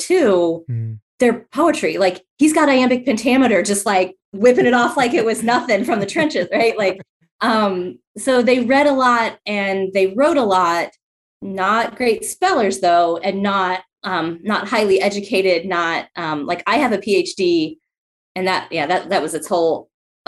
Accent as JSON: {"language": "English", "town": "Columbus", "region": "Ohio", "country": "United States", "tie": "born or raised there", "said": "I'm originally from Columbus, Ohio, and grew up in a neighborhood that was within the city"}